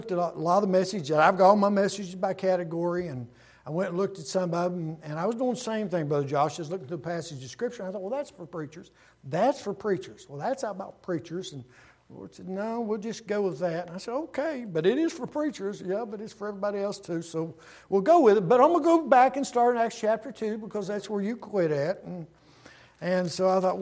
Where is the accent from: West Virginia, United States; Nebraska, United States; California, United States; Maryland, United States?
West Virginia, United States; Southern; also born or lived in Cleveland, Ohio / Michigan; now in Northern Virginia, United States; I'm from Southern West Virginia, but I got saved in Cleveland, Ohio